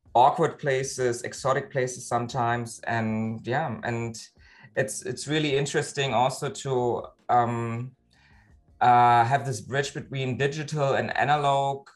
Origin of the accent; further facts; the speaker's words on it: Berlin, Germany; now in Hamburg, Germany; I live in Hamburg, but originally I'm from Berlin, uh, actually East Berlin.